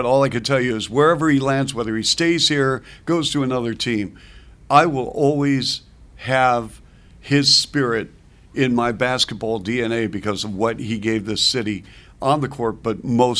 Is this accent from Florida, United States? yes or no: no; Seattle, Washington, United States; now in Chicago, United States; So in Seattle, when I was growing up, we had this Pike Place Market.